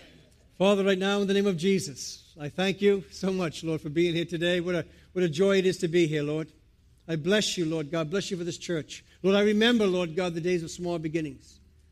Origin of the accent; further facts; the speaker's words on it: Providence, Rhode Island, United States; accent: New England; moved away as an adult; now in England, United Kingdom; I'm from the States, by the way. I went from a New England accent to an Old England accent. I'm from Providence, Rhode Island, but I've lived in England now for about 22 years.